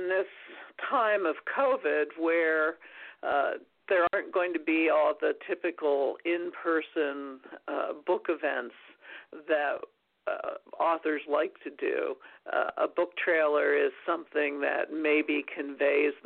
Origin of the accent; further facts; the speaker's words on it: Carlisle, Pennsylvania, United States; Carlisle, Pennsylvania, my hometown